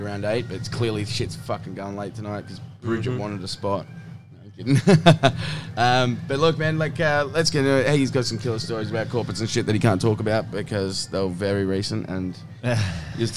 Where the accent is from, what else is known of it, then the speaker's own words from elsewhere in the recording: Blacktown, New South Wales, Australia; I grew up in Blacktown